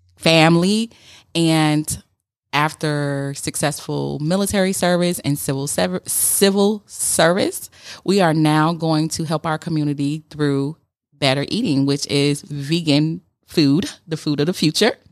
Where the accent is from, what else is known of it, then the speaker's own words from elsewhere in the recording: Chicago, Illinois, United States; we're both from Chicago, but I grew up without a daddy and a projects